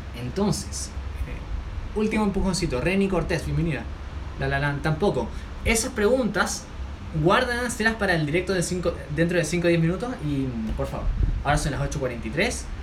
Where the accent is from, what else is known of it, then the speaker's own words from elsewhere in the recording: Santiago, Santiago Metropolitan Region, Chile; soy de Chile, Santiago de Chile